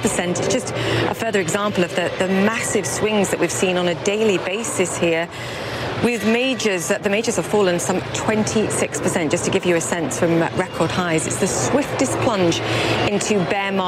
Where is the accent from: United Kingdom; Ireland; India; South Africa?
United Kingdom; I'm a Brit